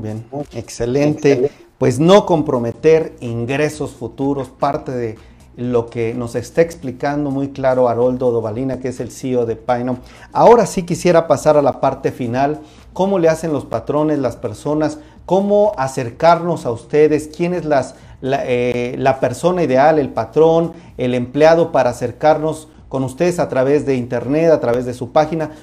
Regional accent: Mexico; nosotros como mexicanos

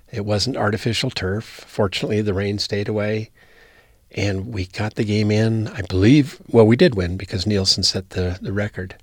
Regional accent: Wyoming, United States; moved away; I'm from Wyoming

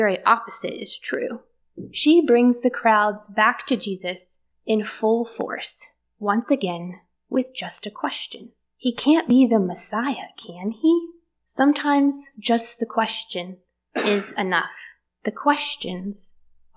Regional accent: the South, United States; born and raised in the South

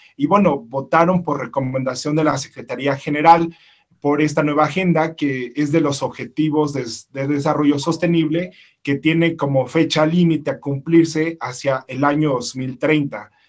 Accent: Mexico; originario de México

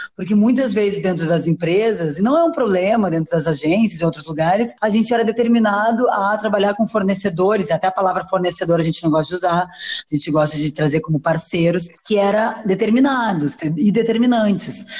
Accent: Porto Alegre, Rio Grande do Sul, Brazil; also born or lived in São Paulo; now in Rio de Janeiro, Brazil; eu nasci em Porto Alegre, depois vim para São Paulo, hoje moro no Rio

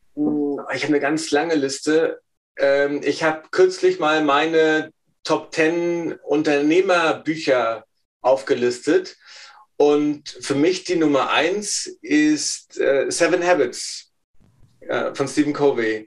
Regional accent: Rostock, Mecklenburg-Vorpommern, Germany; ich bin ein Ostseekind

